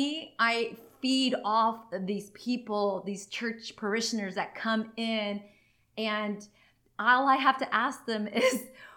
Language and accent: English; San Diego, California, United States; also born or lived in Los Angeles; I was born here in San Diego